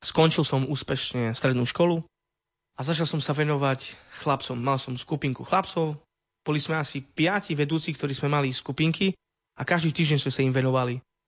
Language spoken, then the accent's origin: Slovak; Soľ, Prešov Region, Slovakia; pochádzam zo Soli. Vyrastal som v osade.